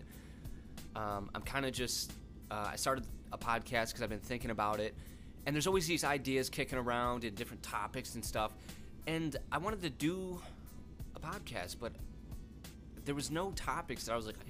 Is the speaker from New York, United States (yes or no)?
yes; Rochester, New York, United States; moved away as an adult; also born or lived in Georgia / Florida; I'm originally from Rochester, New York, and that's where I currently live.